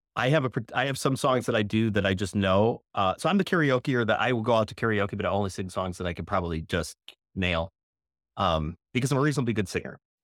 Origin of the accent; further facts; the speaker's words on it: outside Chicago, Illinois, United States; Outside of Chicago by about sixty or seventy miles west